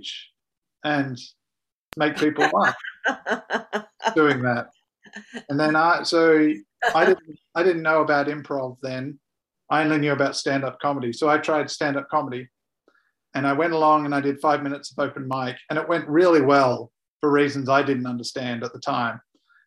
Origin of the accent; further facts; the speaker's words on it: Perth, Western Australia, Australia; moved away; also born or lived in Karratha, Australia; So Perth is my home. I'm raised in Perth